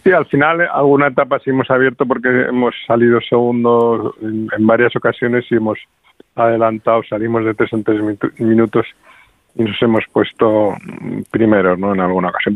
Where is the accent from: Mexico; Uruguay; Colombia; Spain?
Spain; Madrid, Community of Madrid; como madrileño